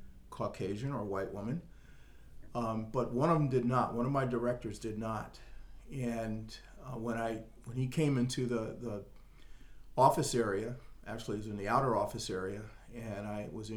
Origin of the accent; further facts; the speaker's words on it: Stamford, Connecticut, United States; also born or lived in Bermuda; now in Falls Church, United States; I grew up in Southern Connecticut, in Stamford, Connecticut